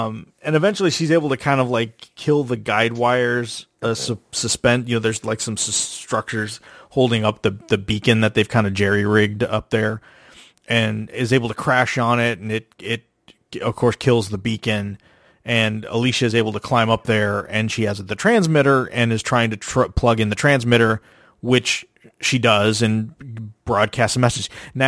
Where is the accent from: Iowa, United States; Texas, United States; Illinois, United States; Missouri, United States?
Texas, United States; Galveston area; when we were in high school, we'd take the back way to avoid going down the freeway to get to Galveston. You go through Hitchcock.